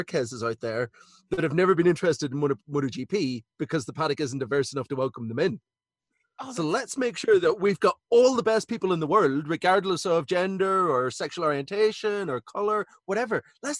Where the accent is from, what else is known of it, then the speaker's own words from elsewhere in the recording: Ireland; now in United Kingdom; I'm Irish